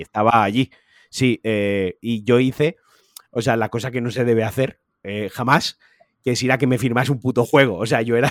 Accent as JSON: {"language": "Spanish", "town": "Valencia", "region": "Valencian Community", "country": "Spain", "said": "soy de Valencia"}